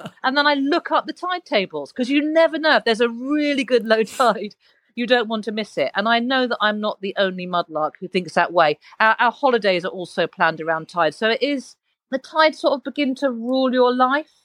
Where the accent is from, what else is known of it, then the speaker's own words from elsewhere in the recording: London, United Kingdom; also born or lived in Uganda; So I, I grew up in London